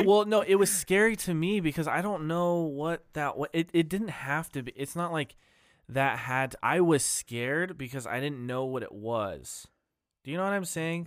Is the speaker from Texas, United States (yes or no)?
no; Ammon, Idaho, United States; I grew up in Idaho, fa-, well, I grew up in Am in Idaho